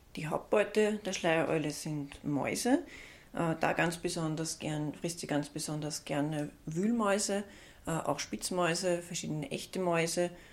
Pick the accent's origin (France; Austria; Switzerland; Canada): Austria; bei uns in Österreich